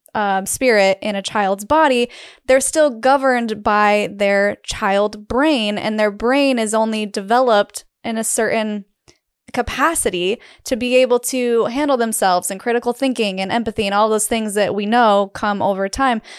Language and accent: English; Utah, United States; growing up in Utah